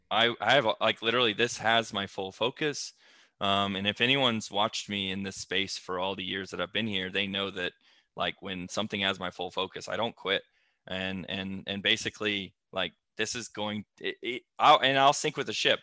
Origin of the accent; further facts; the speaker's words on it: Flowery Branch, Georgia, United States; I'm from Flowery Branch, Georgia